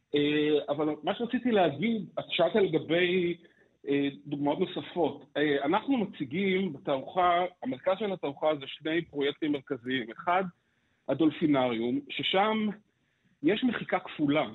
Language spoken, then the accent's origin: Hebrew; Petah Tikva, Central District, Israel; אני גדלתי בפתח תקווה